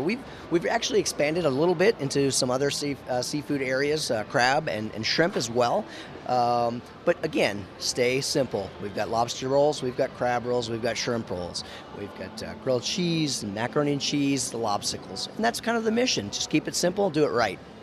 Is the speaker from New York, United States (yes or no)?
no; Maine, United States; moved away; I was, you know, born from Maine